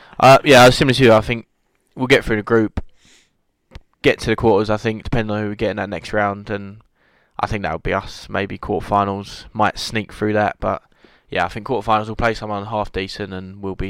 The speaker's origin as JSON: {"language": "English", "region": "England", "country": "United Kingdom"}